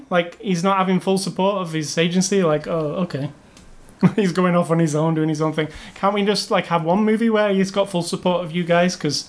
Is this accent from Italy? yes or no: no; United Kingdom; I know them all from being British